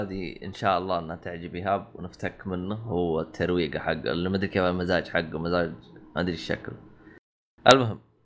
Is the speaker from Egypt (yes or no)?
no; Saudi Arabia; عندنا بالسعوديه